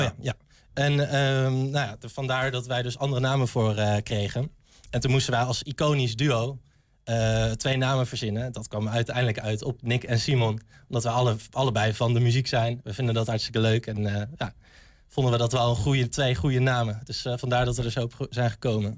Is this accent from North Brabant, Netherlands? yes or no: no; Arnhem, Gelderland, Netherlands; moved away as an adult; now in Enschede, Netherlands; Ik kom zelf uit Arnhem. Ik kom uit de stad